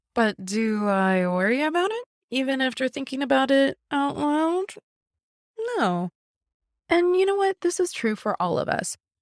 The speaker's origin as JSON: {"language": "English", "region": "Midwest", "country": "United States", "tie": "born or raised there", "also_born_or_lived": "West Coast", "moved": "as an adult", "said": "I grew up in the Midwest"}